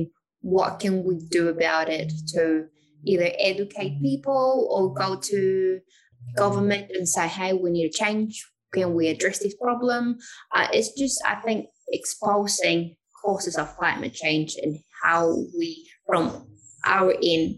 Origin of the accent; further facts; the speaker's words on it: Chile; moved away as an adult; now in New Zealand; I'm from Chile originally, but I've been in New Zealand for the last 6 years